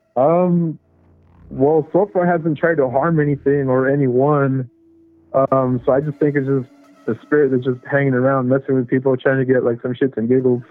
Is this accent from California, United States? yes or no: yes; California, United States; I'm from California